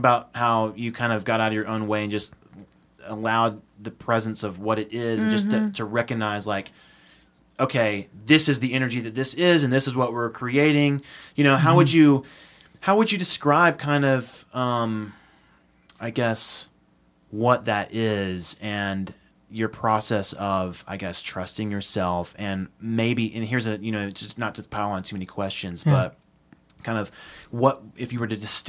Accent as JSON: {"language": "English", "country": "Austria", "tie": "born or raised there", "lives_now": "United States", "said": "how we grew up in Austria, what it was like"}